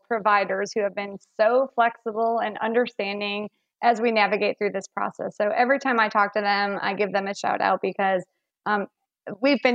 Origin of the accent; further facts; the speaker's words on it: Chicago, Illinois, United States; moved away; we have these stories of, you know, walking to school in the snow, and they can't believe that because I'm from Chicago.